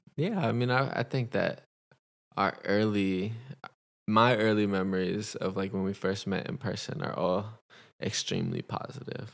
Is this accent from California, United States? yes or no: yes; Los Angeles, California, United States; I'm from Los Angeles, California.